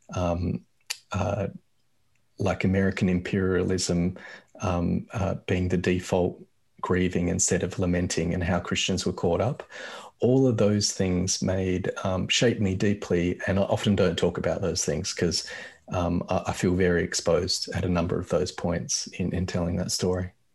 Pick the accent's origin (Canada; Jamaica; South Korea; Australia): Australia; I grew up in Australia and I grew up white in Australia